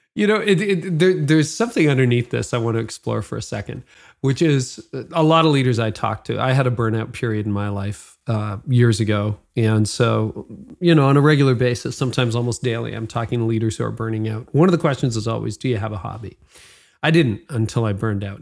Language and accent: English; Midland, Ontario, Canada; I grew up in Midland, Ontario